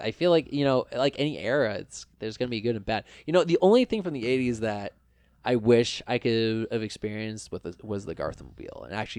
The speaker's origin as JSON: {"language": "English", "town": "Hillsboro", "region": "Oregon", "country": "United States", "tie": "born or raised there", "also_born_or_lived": "Portland, Oregon", "said": "I actually grew up in the suburbs. I'm not from... Which suburbs? Hillsboro."}